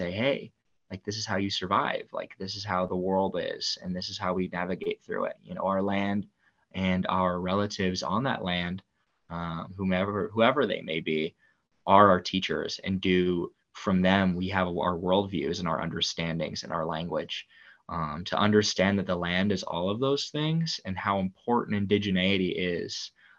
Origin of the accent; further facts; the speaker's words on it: Pacific Northwest, United States; You know, I am Coast Salish, and I am from the Lummi, Nooksack, and Upper Skagit Nations, and we are the Pacific Northwestern people.